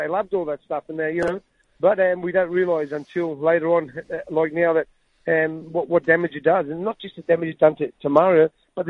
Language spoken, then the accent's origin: English; Australia; I'm Australian